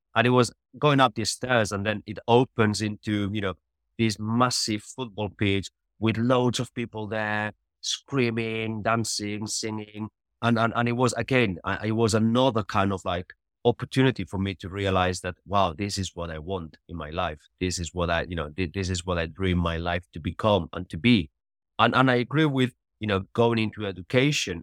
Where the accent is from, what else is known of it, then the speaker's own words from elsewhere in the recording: Catalonia, Spain; moved away as an adult; I grew up in Spain, always, uh, playing football